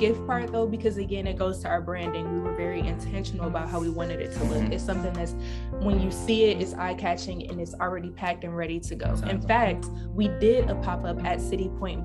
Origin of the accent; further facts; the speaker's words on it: Detroit, Michigan, United States; moved away as an adult; now in New York, United States; I grew up in Detroit, like I said. So none of my family is here. All of my family is in Detroit